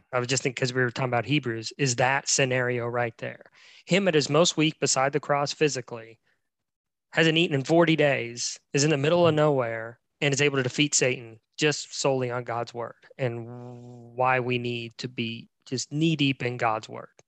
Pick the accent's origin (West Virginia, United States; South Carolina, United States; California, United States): West Virginia, United States; moved away; I'm in my home state of West Virginia.